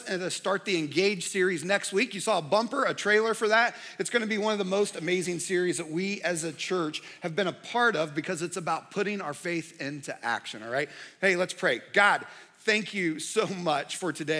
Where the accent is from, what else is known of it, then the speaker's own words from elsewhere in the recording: Indianapolis, Indiana, United States; moved away; also born or lived in Charlotte area, North Carolina; I grew up in Indianapolis